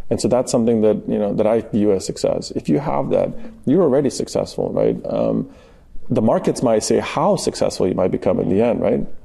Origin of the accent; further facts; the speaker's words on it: California, United States; And so for me, actually, you know, growing up in Southern California